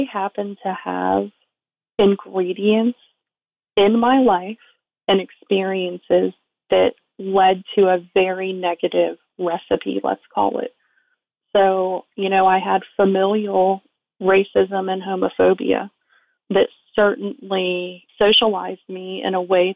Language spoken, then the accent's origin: English; South Florida, United States; I was raised in South Florida